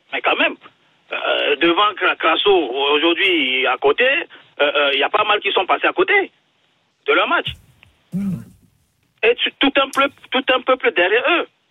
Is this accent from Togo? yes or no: yes; Togo; je suis togolais